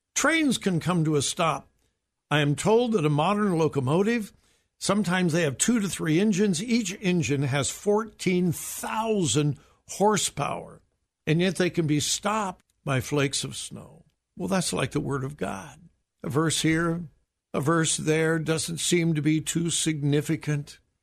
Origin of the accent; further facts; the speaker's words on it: Southern California, United States; moved away as an adult; now in Ohio, United States; I grew up in Southern California, and I used to go up to the mountains and see a little bit of snow, but never lived in snow until my wife and I moved here to Ohio.